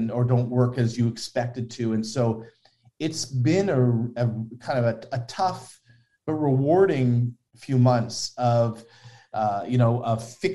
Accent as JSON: {"language": "English", "town": "Toronto", "region": "Ontario", "country": "Canada", "tie": "born or raised there", "said": "I was at Mount Sinai, which is in Toronto, and grew up in, you know, in kind of Henry Farms area, Don Mills and Shepherd area."}